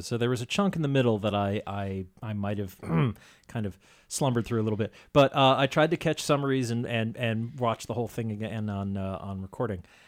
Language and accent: English; Andover, Massachusetts, United States; I grew up in Andover, Massachusetts